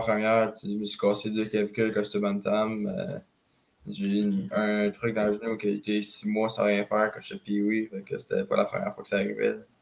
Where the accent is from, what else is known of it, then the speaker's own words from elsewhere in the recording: Saint-Michel, Quebec, Canada; je viens de Saint-Michel